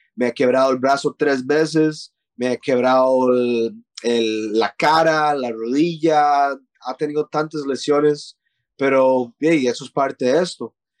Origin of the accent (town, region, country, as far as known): Costa Rica; moved away; also born or lived in Canada / Thailand